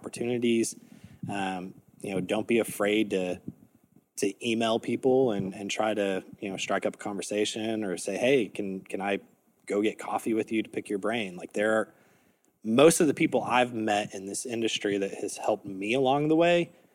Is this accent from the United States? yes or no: yes; Texas, United States; I grew up in Texas